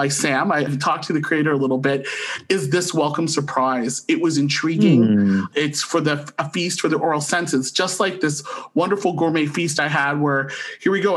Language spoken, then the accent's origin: English; St. Catharines, Ontario, Canada; now in Ottawa, Canada; born and raised in St. Catharines, Ontario, and now living in the nation's capital of Ottawa.